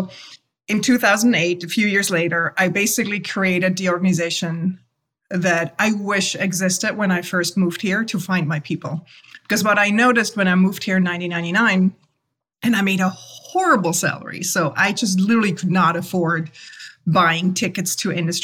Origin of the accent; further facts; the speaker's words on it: Swiss Alps, Switzerland; moved away as an adult; now in New York City, United States; I grew up in the Swiss Alps. I'm a born and trained Swiss graphic designer.